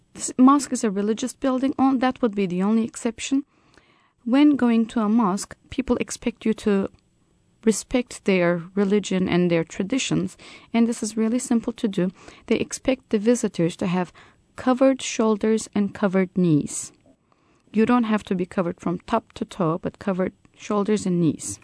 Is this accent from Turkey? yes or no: yes; Turkey